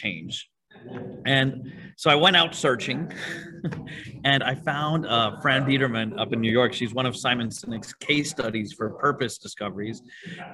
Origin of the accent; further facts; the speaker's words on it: Venezuela; moved away as an adult; now in Miami, United States; I'm originally from Venezuela, and at 24, I decided to get married, move to Miami and start a business all at the same time